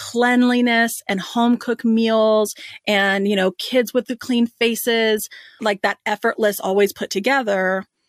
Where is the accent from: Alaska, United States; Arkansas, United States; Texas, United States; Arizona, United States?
Texas, United States; Dallas; we grew up in Dallas, Texas.